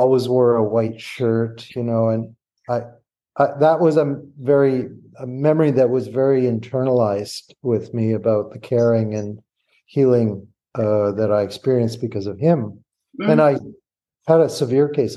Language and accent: English; Northern Alberta, Canada; I grew up in Northern Alberta